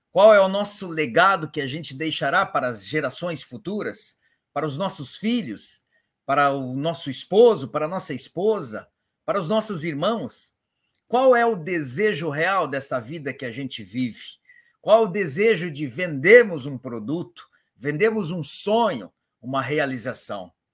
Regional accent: Paraná, Brazil; Eu sou do Paraná

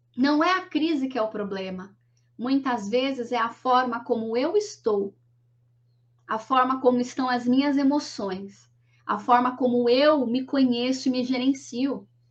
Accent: Guarulhos, São Paulo, Brazil; eu sou de Guarulhos, nasci numa família muito simples

